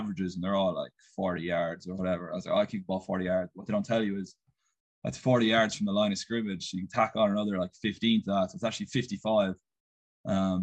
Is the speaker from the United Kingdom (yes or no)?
no; Castleisland, Munster, Ireland; now in United States; I'm from Castle Island. It's about halfway between Tralee and Killarney